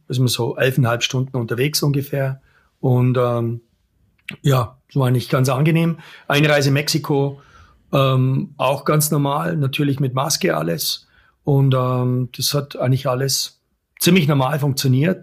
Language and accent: German; Germany; now in Allgäu, Germany; als Deutscher